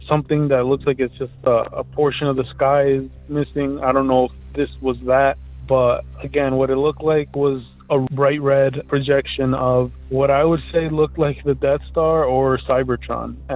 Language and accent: English; Elizabeth, New Jersey, United States; I'm from Elizabeth, New Jersey